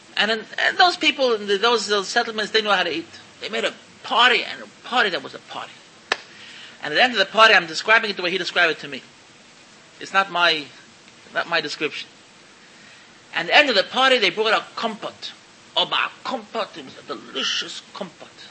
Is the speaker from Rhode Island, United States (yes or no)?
no; New York City, New York, United States; moved away as an adult; now in Israel; I'm an American. I was born in, in, in Williamsburg. I went there when I was 20 years old. And I'm in Israel over 30 years